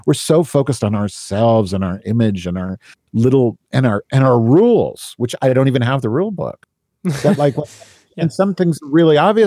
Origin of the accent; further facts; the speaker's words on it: United States; as like an American